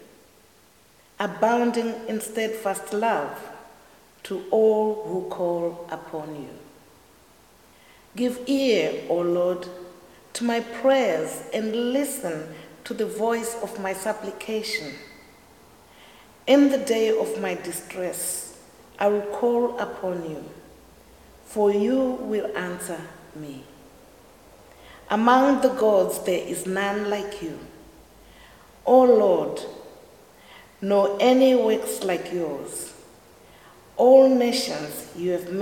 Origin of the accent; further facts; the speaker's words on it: Zimbabwe; now in Ireland; I'm originally from Zimbabwe, which is the southern part of Africa, and I've lived in Ireland for over 20 years.